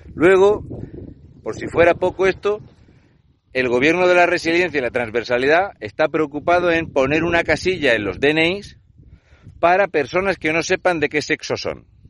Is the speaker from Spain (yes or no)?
yes; Region of Murcia, Spain; un murciano encabronado